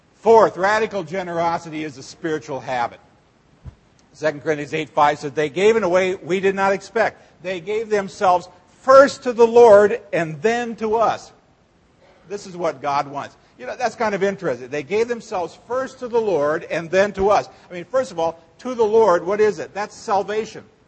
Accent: Seward, Nebraska, United States; when I was a kid, uh, growing up in Seward, Nebraska

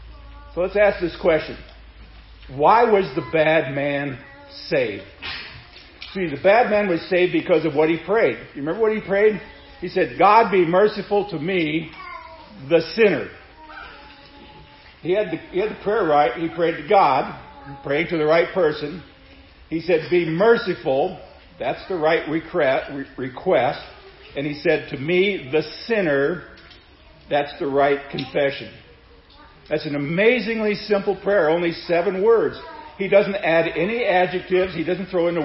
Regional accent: Seward, Nebraska, United States; growing up in Seward, Nebraska, at St. John's Lutheran School

